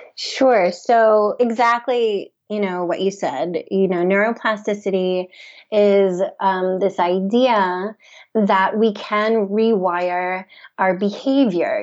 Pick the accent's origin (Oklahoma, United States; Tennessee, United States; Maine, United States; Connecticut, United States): Tennessee, United States; Memphis; moved away as an adult; also born or lived in New York; I grew up in Memphis, Tennessee, I moved to New York for college